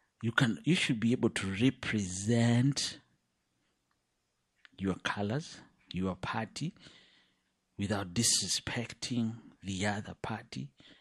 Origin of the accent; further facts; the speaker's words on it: Western, Kenya; English is a second language; I come from Western Kenya. But I grew up all over. I speak several languages from Kenya, including Kikuyu.